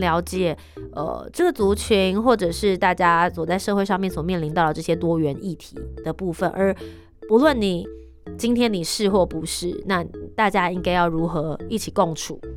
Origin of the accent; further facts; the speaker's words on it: Taipei, Taiwan; 你自己身为一个台北人